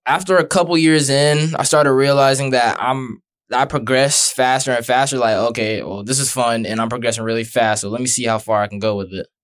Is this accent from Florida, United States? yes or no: yes; Brandon, Florida, United States; I'm from Brandon